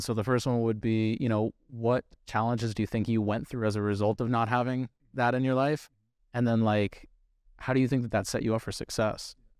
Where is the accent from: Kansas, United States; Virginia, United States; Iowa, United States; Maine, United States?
Virginia, United States; Northern; I'm from Northern Northern Virginia, over the mountain